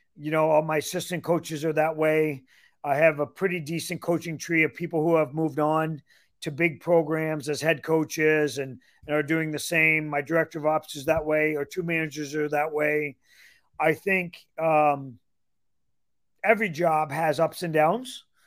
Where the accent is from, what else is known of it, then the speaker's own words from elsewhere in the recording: Ontario, Canada; moved away as an adult; also born or lived in Michigan; now in Iowa City, United States; I'm born and raised in Ontario, Canada, so I'm Canadian